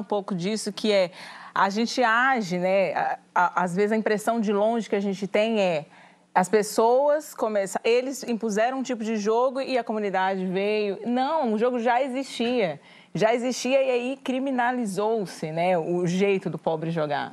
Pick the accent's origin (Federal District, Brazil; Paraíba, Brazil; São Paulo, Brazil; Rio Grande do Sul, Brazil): Federal District, Brazil; Brasília; moved away; also born or lived in Goiás; eu sou do Goiás, mas eu cresci em Brasília.